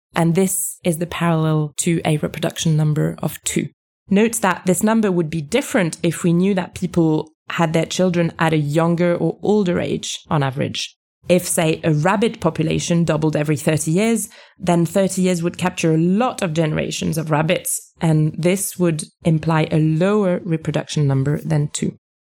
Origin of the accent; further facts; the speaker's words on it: France; moved away as an adult; I was raised in France. This is where I went to school.